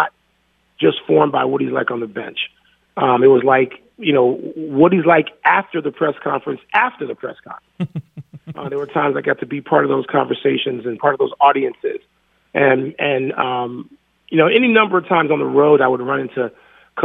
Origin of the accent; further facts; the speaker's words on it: Chicago, Illinois, United States; moved away as an adult; also born or lived in Washington, D.C.; I'm from Chicago